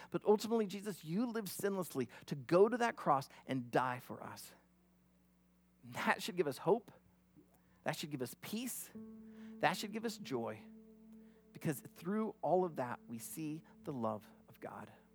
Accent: near Glenwood, Iowa, United States; moved away; I grew up about only thirty, forty, uh, minutes from Glenwood

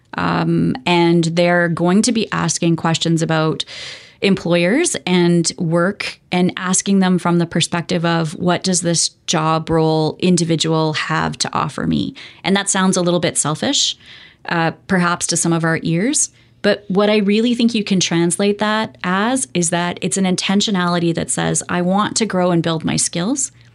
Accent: Alberta, Canada; moved away; I grew up in Alberta

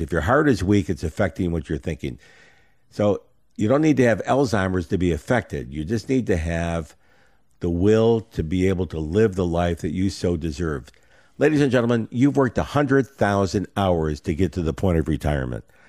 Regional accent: Rochester, New York, United States; I grew up in Rochester, New York

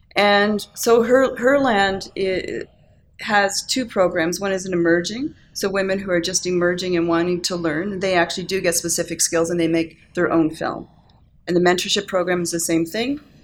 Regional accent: Cape Breton, Nova Scotia, Canada; moved away as an adult; now in Calgary, Canada; I grew up in Cape Breton.

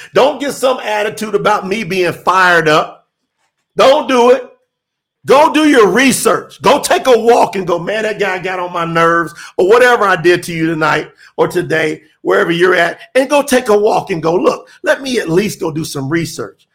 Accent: Kentucky, United States; moved away; I'm from Kentucky. I didn't even go back home for three years

